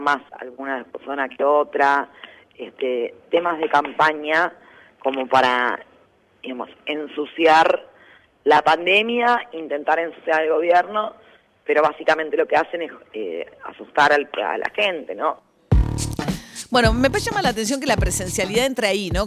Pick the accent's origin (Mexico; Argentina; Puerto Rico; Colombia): Argentina; alguno de nuestros padres fundadores de que Argentina iba a ser distinta